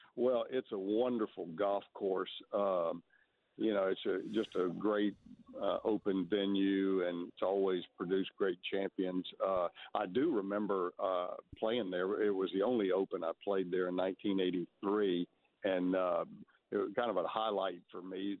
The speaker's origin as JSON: {"language": "English", "region": "Texas", "country": "United States", "tie": "born or raised there", "said": "growing up in Texas"}